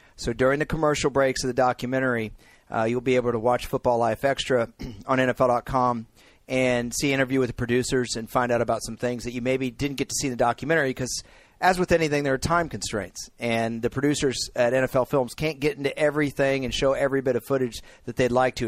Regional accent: North Central Texas, United States; You and I are from a conservative part of the country. Eh, we're from North Central Texas

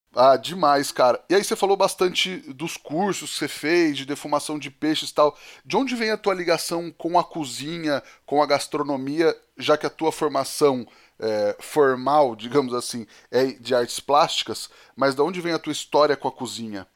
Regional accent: interior of São Paulo, Brazil; moved away; Eu, eu cresci em Pernápolis, mais pro interior de São Paulo ainda

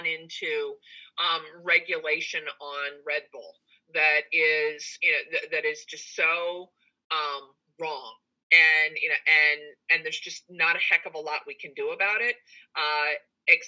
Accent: Delaware, United States; as an American citizen and as a Delawarean

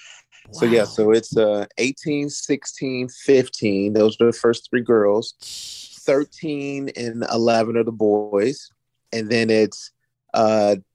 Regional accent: Florence, Kentucky, United States; now in Virginia, United States; I was raised in Florence, Kentucky. That's across the bridge from Cincinnati, Ohio

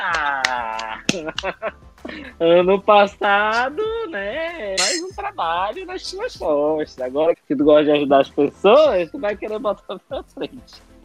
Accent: Amazonas, Brazil; moved away as an adult; also born or lived in São Paulo; eu sou amazonense, eu gosto disso

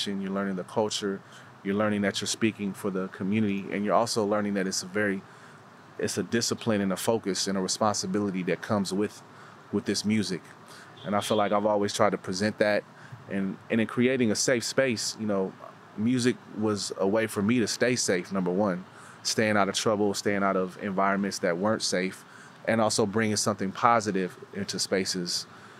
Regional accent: Oakland, California, United States; growing up in the Oakland community

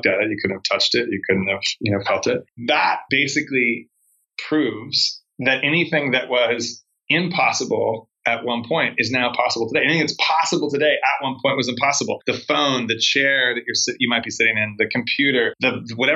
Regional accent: Arizona, United States; moved away as an adult; also born or lived in Long Beach, California / Los Angeles / Spain / Portugal; I was born in Long Beach, California, but I grew up in Arizona

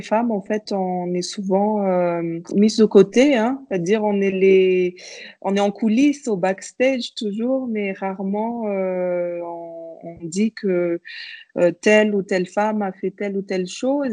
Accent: Madagascar; also born or lived in Europe; je suis euh, franco-malgache. Je suis née à Madagascar en 1986 et euh, j'y habite depuis, à part quelques années en Europe

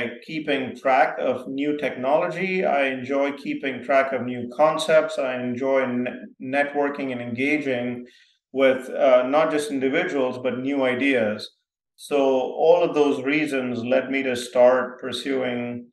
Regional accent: Mumbai, Maharashtra, India; also born or lived in small town in India (boarding school); grew up in my first, about until I was 10, in a big city called Bombay, India

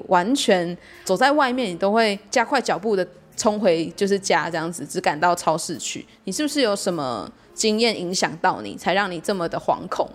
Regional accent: Taiwan; 我身为一个台湾人

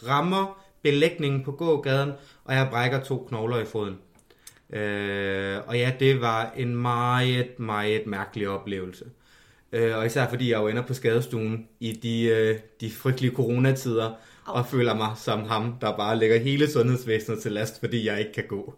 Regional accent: Jutland, Denmark; accent: Jutlandic; moved away as an adult; now in Copenhagen, Denmark; jeg er født i Jylland, og kan nogle gange meget nemt komme til at snakke jysk.

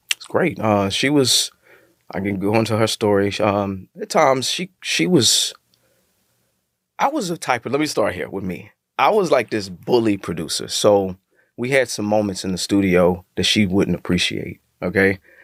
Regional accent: Texas, United States; I'm from Texas

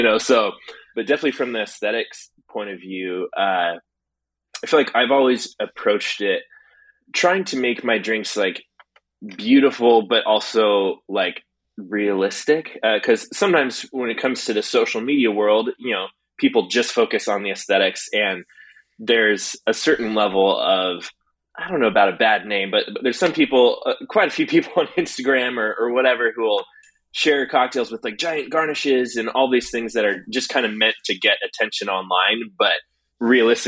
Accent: Portland, Oregon, United States; I'm from Portland, Oregon

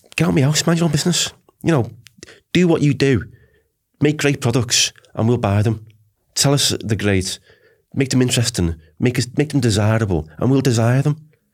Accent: Liverpool, North West England, United Kingdom; moved away as an adult; I'm from Liverpool

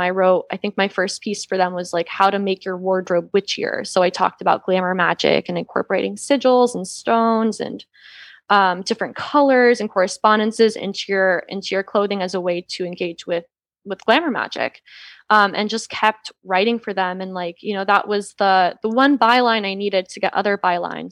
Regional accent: Georgia, United States; now in Los Angeles, United States; I grew up in the Bible Belt. I grew up in Georgia

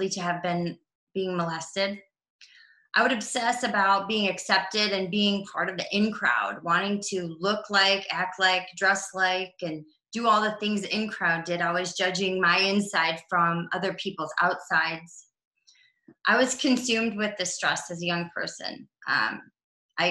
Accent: Cleveland, Ohio, United States; also born or lived in Los Angeles / Colorado; I'm from Cleveland, Ohio, born and raised

